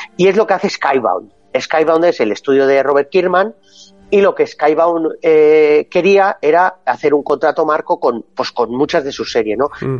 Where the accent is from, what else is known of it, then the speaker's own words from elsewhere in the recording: Basque Country, Spain; Que soy vasco